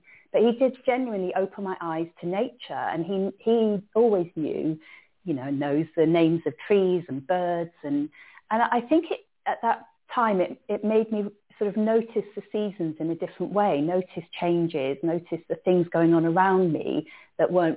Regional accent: Cardiff, Wales, United Kingdom; I grew up in Cardiff, in a city, Cardiff.

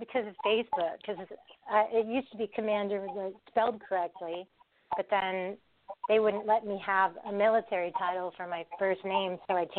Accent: Colorado, United States; also born or lived in Southern California; But I grew up in Colorado for like 20 years, so I'm a Colorado girl.

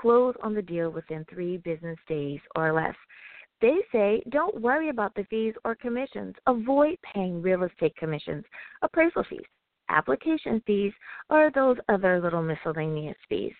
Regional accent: United States; my home country, the U.S. of A.

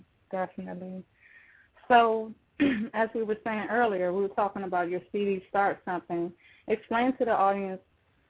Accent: Washington, District of Columbia, United States; D.C. That's my hometown.

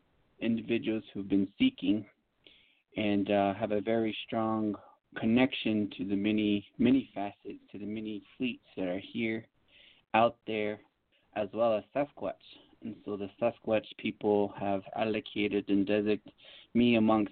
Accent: United States; I was born and raised on the Navajo Reservation.

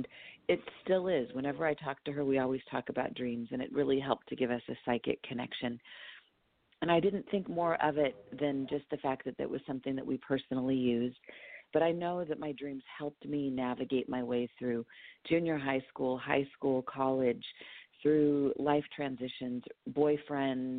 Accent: Los Angeles, California, United States; also born or lived in Whittier, California; I was born in Los Angeles, East Los Angeles

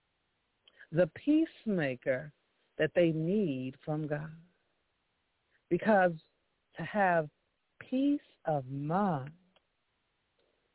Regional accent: Chicago, Illinois, United States; I was from Chicago

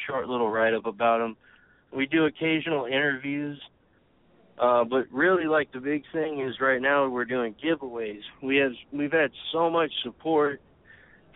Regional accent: San Clemente, California, United States; I grew up here in San Clemente

